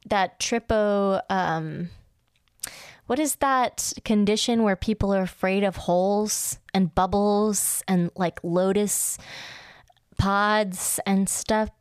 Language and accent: English; United States; as an American